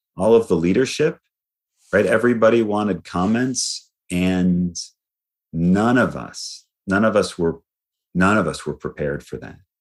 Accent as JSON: {"language": "English", "town": "Lansing", "region": "Michigan", "country": "United States", "tie": "born or raised there", "moved": "yes", "lives_now": "Texas, United States", "said": "I was born in Lansing, Michigan"}